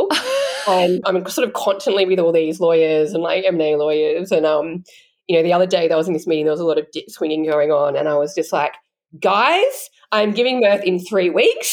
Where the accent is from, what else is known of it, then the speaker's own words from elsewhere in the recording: Canberra, Australian Capital Territory, Australia; I grew up in Canberra